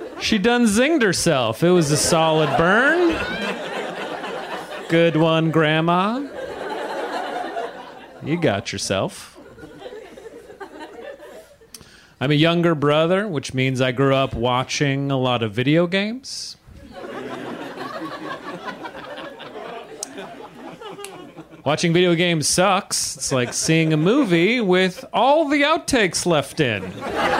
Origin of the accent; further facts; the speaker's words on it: California, United States; moved away as an adult; also born or lived in New York City; I'm from California originally, but about 5 years ago, I moved to New York City